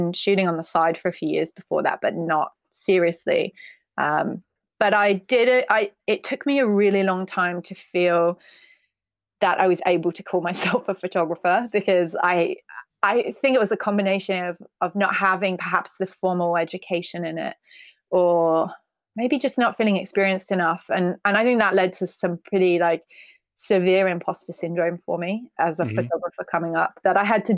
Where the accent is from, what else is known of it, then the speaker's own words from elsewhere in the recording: Birmingham, West Midlands, United Kingdom; I'm originally from Birmingham, and my dad was actually a photographer. So when we were growing up, we had a dark room in the attic